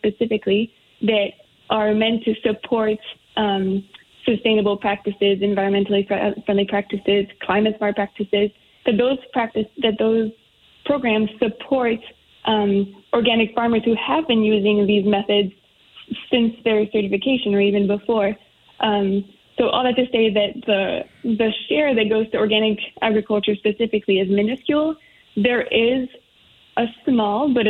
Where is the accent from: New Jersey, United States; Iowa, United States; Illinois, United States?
Iowa, United States; I'm from Iowa